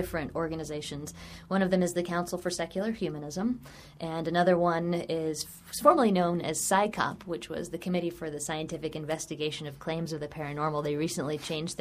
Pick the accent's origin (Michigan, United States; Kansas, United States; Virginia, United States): Virginia, United States; I grew up in Virginia, so I was raised reading Jefferson and Madison and Monroe